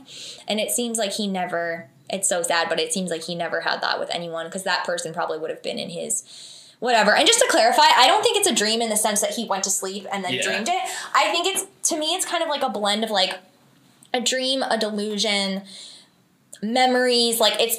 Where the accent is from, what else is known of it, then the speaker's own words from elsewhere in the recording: Vernon, New Jersey, United States; Yeah, so I grew up in Vernon, New Jersey